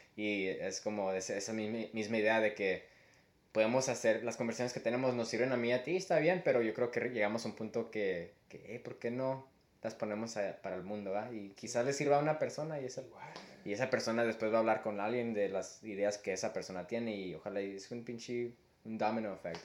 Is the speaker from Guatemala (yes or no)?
no; Mexico; somos mexicanos